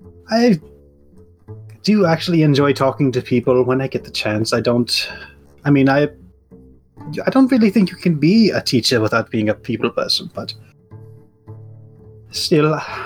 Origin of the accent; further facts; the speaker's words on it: Germany; moved away as an adult; now in United States; I have lived in America for about 20 years now, but I was born and raised in East Germany.